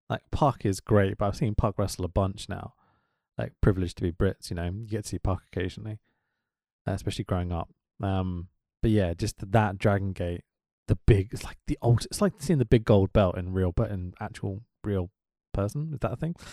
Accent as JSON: {"language": "English", "region": "California", "country": "United States", "tie": "born or raised there", "said": "We grew up in Northern California. We are Christians."}